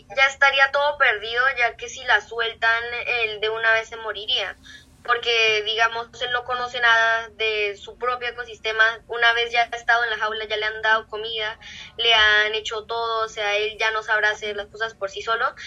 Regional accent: Neiva, Huila, Colombia; soy de Neiva, Colombia, Neiva Huila

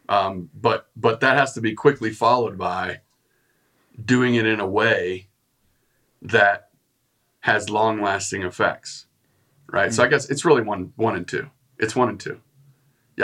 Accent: West Texas, United States; moved away; I grew up in West Texas, and it's like all oil field

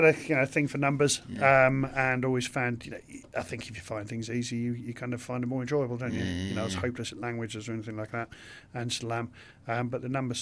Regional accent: King's Lynn, East of England, United Kingdom; I was brought up in King's Lynn in Norfolk

